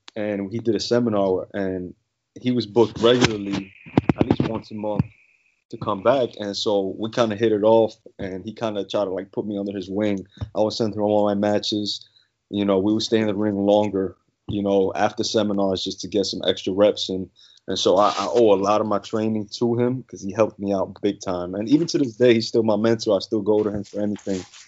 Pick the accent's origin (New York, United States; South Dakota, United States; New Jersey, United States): New York, United States; New York City; moved away as an adult; now in Mississippi, United States; I'm actually born and raised in the Bronx, New York. Lived there my whole life